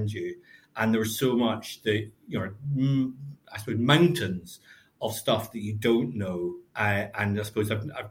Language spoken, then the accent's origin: English; Glasgow, Scotland, United Kingdom; also born or lived in Lanarkshire / Stirling / Cambridge / London; now in Glasgow, United Kingdom; I was brought up in Glasgow. My parents moved out to Lanarkshire and then to Stirling.